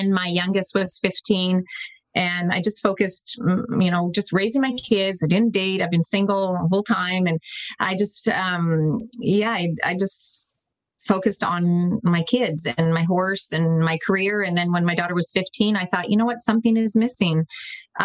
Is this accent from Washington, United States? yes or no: yes; Seattle, Washington, United States; moved away as an adult; now in British Columbia, Canada; I grew up in the Seattle area